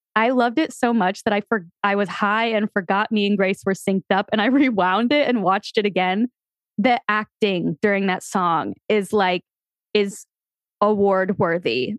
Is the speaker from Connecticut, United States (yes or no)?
yes; Connecticut, United States; Growing up in Connecticut